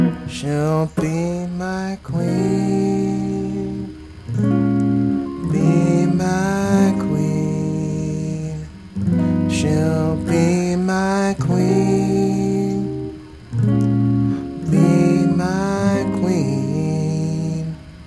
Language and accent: English; York, Pennsylvania, United States; moved away as an adult; also born or lived in State College, Pennsylvania; now in Philadelphia, United States; I was born in State College, and then I, like, moved to York when I was, like, 5 or 6 years old.